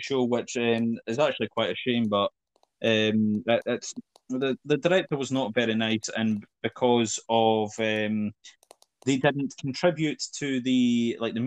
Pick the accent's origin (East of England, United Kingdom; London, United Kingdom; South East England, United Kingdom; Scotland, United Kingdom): Scotland, United Kingdom; Fife; high schools in like Fife or my high school in particular was shit because the other high schools in my hometown had some sort of drama class